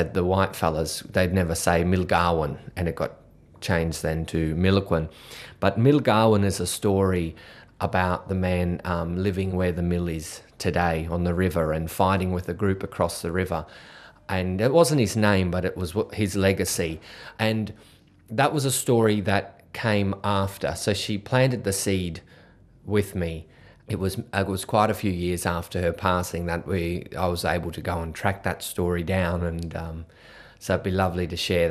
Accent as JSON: {"language": "English", "town": "Bundaberg", "region": "Queensland", "country": "Australia", "said": "I'm a Gurangarang and Tarabalang man, and I come from Bundaberg"}